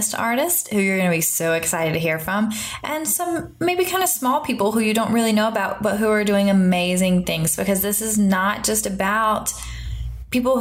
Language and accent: English; the American South, United States; accent: Southern; moved away as an adult; now in Seoul, South Korea; We are originally from America, from the South, and so you probably can hear it in my accent